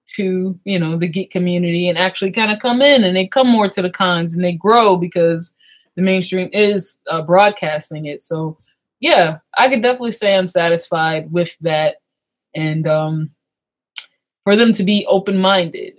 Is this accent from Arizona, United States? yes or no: no; Long Beach, California, United States; now in Maryland, United States; I'm originally from Long Beach, California, and we moved to Maryland um my 10 years ago 11 years ago